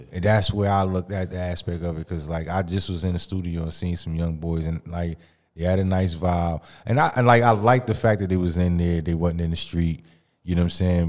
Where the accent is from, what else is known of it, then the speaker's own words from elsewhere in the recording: Mississippi, United States; also born or lived in East Orange, New Jersey; now in New Jersey, United States; I'm originally from Mississippi